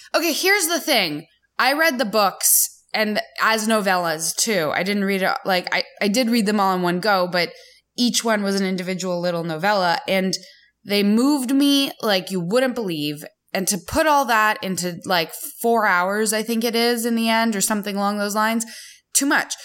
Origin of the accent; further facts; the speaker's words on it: Canada; now in United States; as a Canadian who is now slowly becoming American